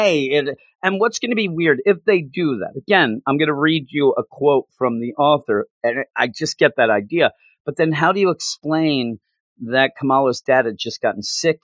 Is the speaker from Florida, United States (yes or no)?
no; Philadelphia, Pennsylvania, United States; I'm from the Philadelphia area